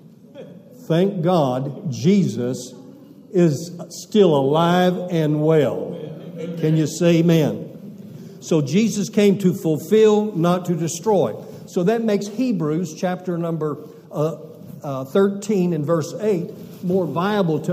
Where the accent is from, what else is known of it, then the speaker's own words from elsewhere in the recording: Amarillo, Texas, United States; accent: southern; moved away as an adult; also born or lived in Massachusetts; We weren't from the north. We're from Amarillo, Texas. So we never lost our southern accent.